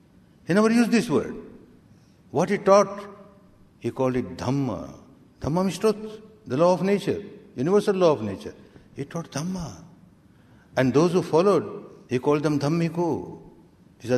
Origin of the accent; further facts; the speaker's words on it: Myanmar; English is a second language; moved away as an adult; now in India; I remember when I came from Myanmar to India in 1969 and I started teaching this technique. I had learned with my teacher in Myanmar for 14 years